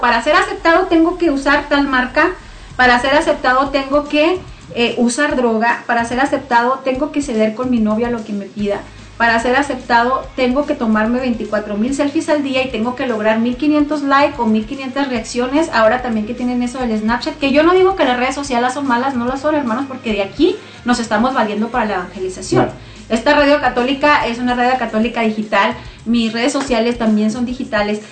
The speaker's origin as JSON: {"language": "Spanish", "town": "Namiquipa", "region": "Chihuahua", "country": "Mexico", "tie": "born or raised there", "moved": "as an adult", "lives_now": "Clovis, United States", "said": "yo soy originaria de Chihuahua, de un municipio que se llama Namiquipa, no sé si se me nota el acento"}